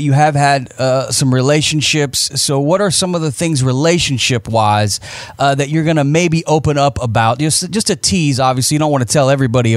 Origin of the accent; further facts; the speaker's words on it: Florida, United States; also born or lived in Lafayette, Indiana; I really grew up in Florida, but I still have a lot of family there